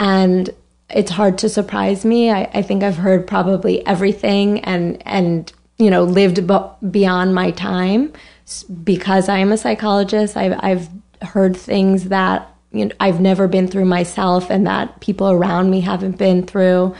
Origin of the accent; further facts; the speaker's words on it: Larchmont, New York, United States; moved away as an adult; also born or lived in Boston / San Francisco; now in New York, United States; I grew up in New York. I'm from Westchester